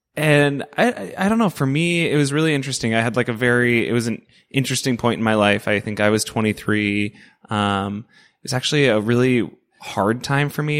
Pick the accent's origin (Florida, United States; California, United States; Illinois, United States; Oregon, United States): Oregon, United States; Portland; I grew up in the Portland food scene. Like, this is, it's my home